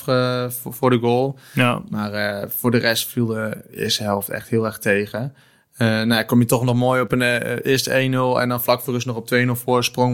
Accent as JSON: {"language": "Dutch", "country": "Netherlands", "said": "als Nederlander"}